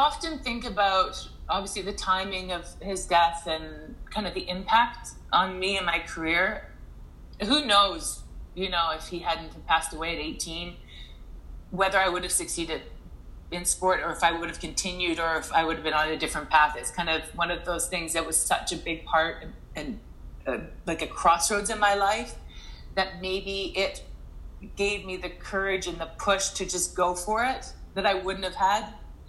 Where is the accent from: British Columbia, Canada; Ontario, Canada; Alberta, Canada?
British Columbia, Canada; Fernie; and growing up in Fernie, and in my circumstance, just was not something that was realistic, I would say.